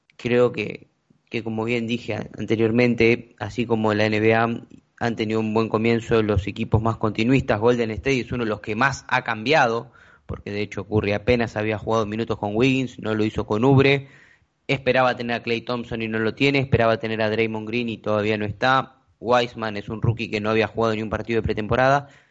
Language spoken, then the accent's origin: Spanish; Argentina